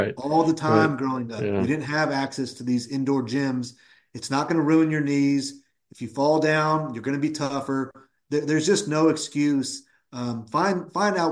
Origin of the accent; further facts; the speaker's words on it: Woodland, California, United States; I grew up in Woodland, California, which is about 20, 25 minutes from UC Davis